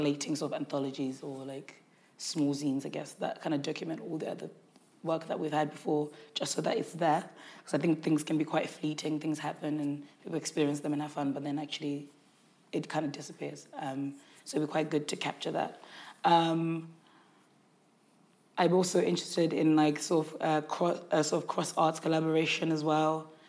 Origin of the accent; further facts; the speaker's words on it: Zimbabwe; born there; I was born in Zimbabwe, so it's kind of really exploring things I still remember about that time